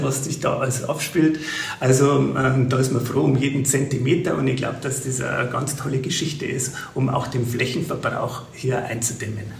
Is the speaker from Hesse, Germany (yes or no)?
no; Bäderdreieck, Bavaria, Germany; Ich komme ja aus dem Bäderdreieck, ähm, Bad Birnbach, Bad Griesbach, Bad Füssing